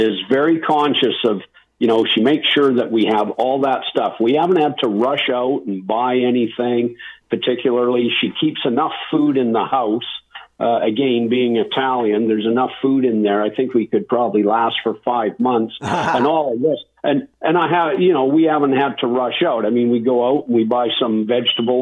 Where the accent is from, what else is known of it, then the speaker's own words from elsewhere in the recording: North Vancouver, British Columbia, Canada; moved away as an adult; now in Penticton, Canada; I grew up in Lynn Canyon Park in North Vancouver